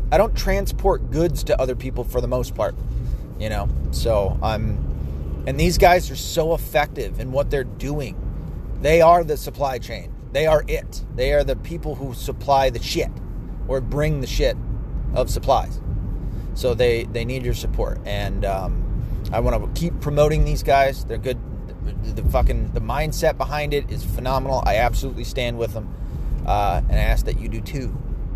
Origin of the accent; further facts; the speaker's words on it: Tennessee, United States; moved away; I'm from Tennessee, where we call all pop, all soft drink beverages, are called Coke